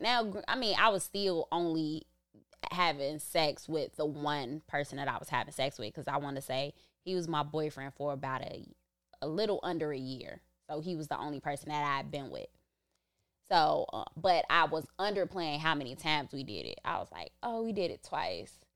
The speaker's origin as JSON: {"language": "English", "town": "Chicago", "region": "Illinois", "country": "United States", "tie": "born or raised there", "also_born_or_lived": "Back of the Yards", "said": "me growing up in Inglewood"}